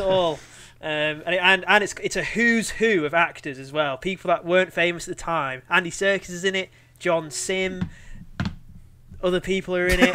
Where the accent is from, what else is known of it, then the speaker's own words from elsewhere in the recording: Cumbria, North West England, United Kingdom; growing up in Cumbria in the Shire